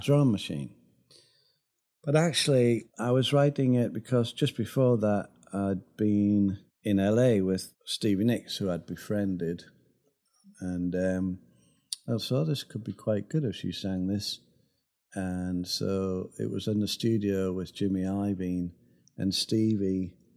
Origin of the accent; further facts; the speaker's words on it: Sunderland, North East England, United Kingdom; moved away; also born or lived in Los Angeles; my hometown of Sunderland